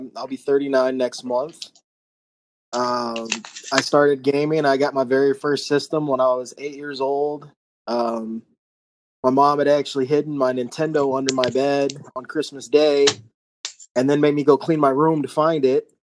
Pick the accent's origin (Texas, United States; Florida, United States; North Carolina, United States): North Carolina, United States; My entire family, except for, you know, me and my mom, were from Ohio. I'm from North Carolina.